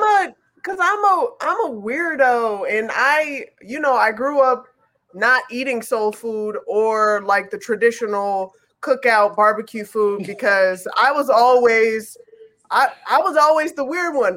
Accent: Chicago, Illinois, United States; I'm from Chicago.

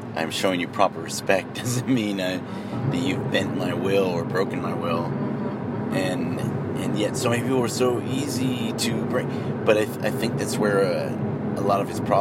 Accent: United States; I have Irish, Mexican, Native American pride, but I'm an American

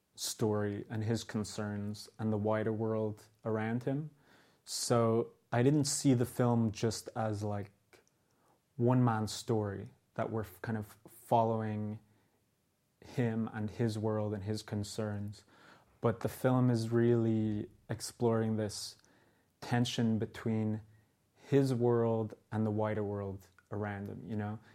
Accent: Dublin, Leinster, Ireland; also born or lived in New York; my own experiences growing up in Dublin

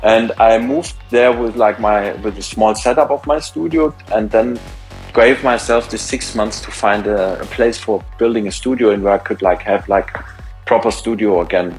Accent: around Stuttgart, Baden-Württemberg, Germany; moved away; also born or lived in Munich; I was raised in a around Stuttgart in a very small town

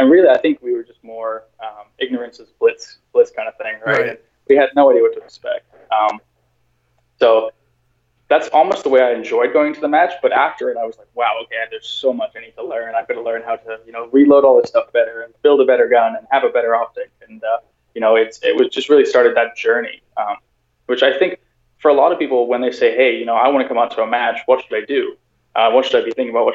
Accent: England, United Kingdom; also born or lived in South Africa; now in Canada; I grew up actually in England

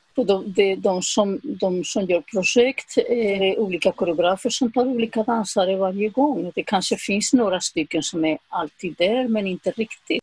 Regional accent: Zaragoza, Aragon, Spain; Swedish is a second language; moved away as an adult; also born or lived in Madrid; now in Sweden; jag åkte tillbaka till, eh, till Zaragoza, min hemstad.

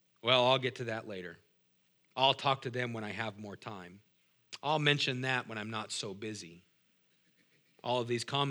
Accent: Moses Lake, Washington, United States; I said, "Me too."

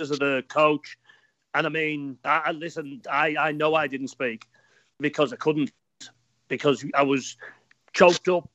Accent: West Cumbria, North West England, United Kingdom; I'm obviously from West Cumbria

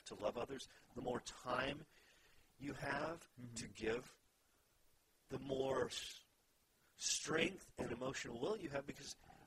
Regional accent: Texas, United States; I grew up in Texas

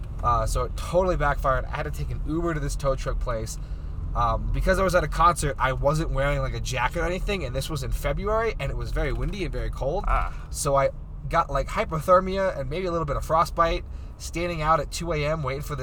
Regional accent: Arizona, United States; If I ever get pulled over up here, my excuse is going to be, oh, I'm sorry, I'm from Arizona.

